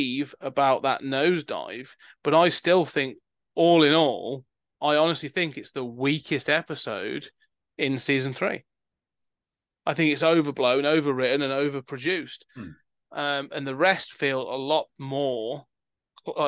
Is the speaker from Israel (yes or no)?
no; United Kingdom